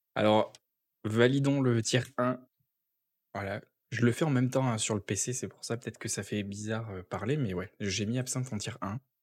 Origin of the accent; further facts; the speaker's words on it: south of France, France; now in Quebec, Canada; en tant que sudiste